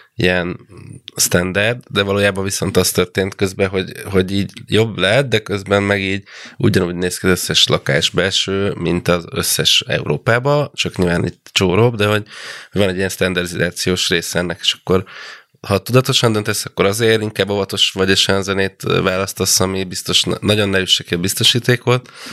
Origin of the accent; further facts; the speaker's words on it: provincial Hungary, Hungary; moved away; gyerekkoromban, vidéken, ahol felnőttem